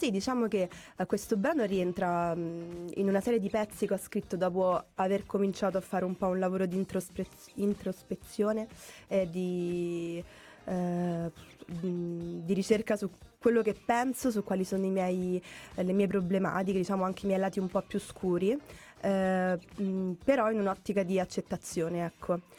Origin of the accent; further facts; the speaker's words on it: Rome, Lazio, Italy; vengo da Roma, dove comunque i mezzi pubblici non è che li possiamo usare tantissimo perché ce ne sono pochi